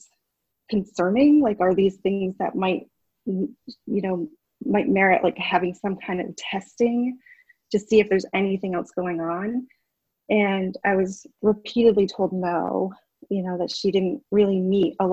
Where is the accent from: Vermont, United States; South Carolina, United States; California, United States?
Vermont, United States; Essex; I am from Essex Town, which is part of Chittenden County